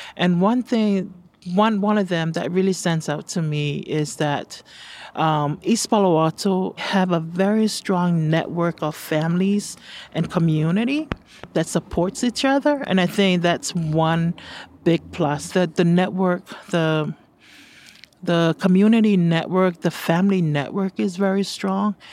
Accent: Samoa; moved away as an adult; now in United States; I'm originally from Samoa

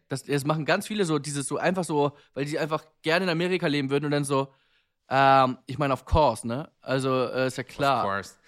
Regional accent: Germany; wir Deutschen

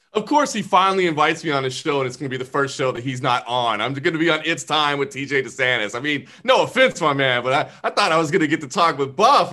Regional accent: Dallas, Texas, United States; now in Las Vegas, United States; I grew up in Dallas, you know, the Dallas Fort Worth Metroplex

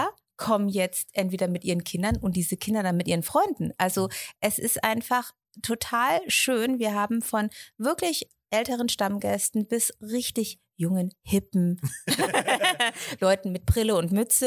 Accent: Erlangen, Bavaria, Germany; Ich bin in Erlangen aufgewachsen

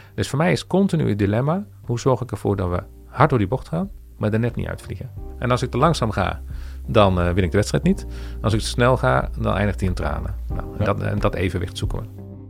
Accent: Veenendaal, Utrecht, Netherlands; Ik kom oorspronkelijk uit Veenendaal

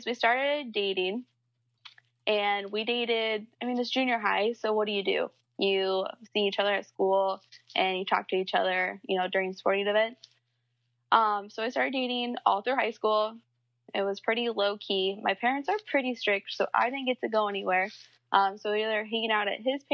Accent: Midwest, United States; I'm from the Midwest, and I am 24.

